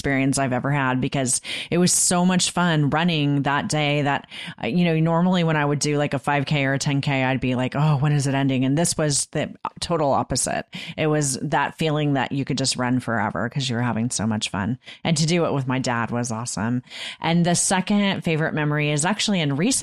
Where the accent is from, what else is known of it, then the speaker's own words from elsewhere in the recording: Southern California, United States; I grew up in Southern California.